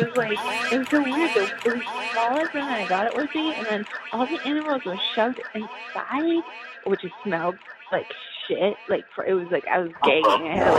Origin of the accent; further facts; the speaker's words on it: Massachusetts, United States; I grew up like in Massachusetts, so I've been there.